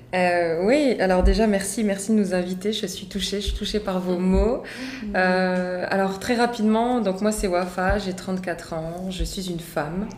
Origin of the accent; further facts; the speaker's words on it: France; je suis née en France, mais je suis d'origine marocaine